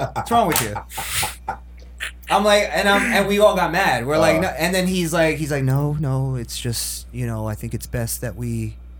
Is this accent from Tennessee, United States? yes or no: no; New York, United States; moved away; And I'm from New York.